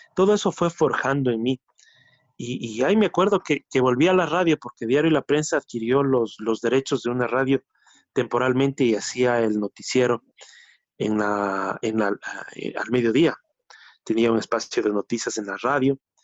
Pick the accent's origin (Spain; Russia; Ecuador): Ecuador; uno de los dos representantes ecuatorianos